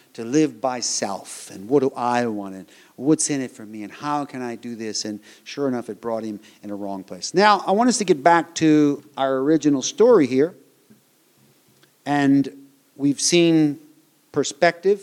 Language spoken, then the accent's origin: English; United States; moved away as an adult; I was born in the United States of America